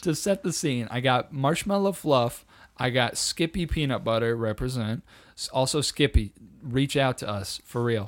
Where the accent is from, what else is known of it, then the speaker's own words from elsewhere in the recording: United States; I'm an American